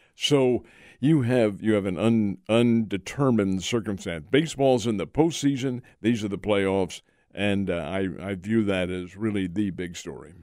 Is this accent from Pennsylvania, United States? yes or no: yes; Philadelphia, Pennsylvania, United States; moved away; Philadelphia is my hometown, and the Phillies were my boyhood team. Now, I've been away from there for half a century